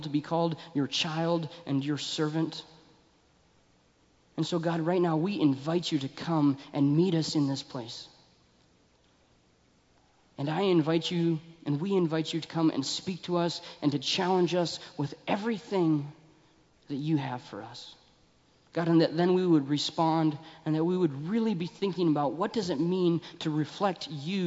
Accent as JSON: {"language": "English", "town": "Billings", "region": "Montana", "country": "United States", "tie": "born or raised there", "said": "I grew up in Billings"}